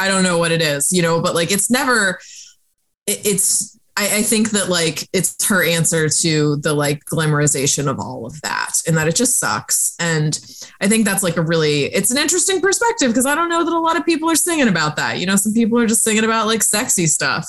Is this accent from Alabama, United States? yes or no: no; Florida, United States; growing up in Florida, like the salt air and the rust on your door